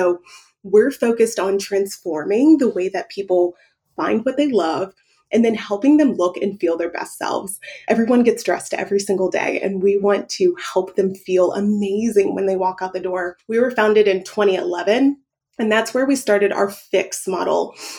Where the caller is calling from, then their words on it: Dallas, Texas, United States; I'm calling in from Dallas